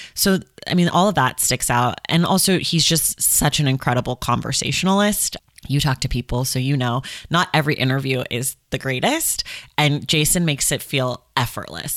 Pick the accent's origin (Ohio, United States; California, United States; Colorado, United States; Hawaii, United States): California, United States; Oakland; I'm from Oakland